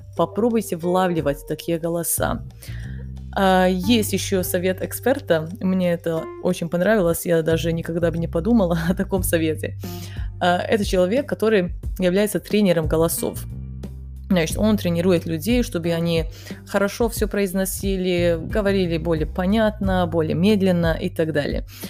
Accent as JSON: {"language": "Russian", "town": "Kanjiža", "region": "Vojvodina", "country": "Serbia", "tie": "born or raised there", "also_born_or_lived": "Bosnia and Herzegovina", "second_language": "Russian", "said": "я родилась в Боснии, мы переехали потом в Сербию, и сначала я жила в маленьком городе, который называется Канижа. Он находится на севере Сербии"}